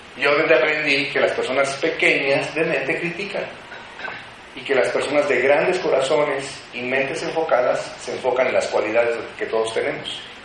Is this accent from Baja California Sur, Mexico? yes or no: no; Morelia, Michoacán, Mexico; moved away as an adult; now in Mexico City, Mexico; Yo soy de originario de la ciudad de Morelia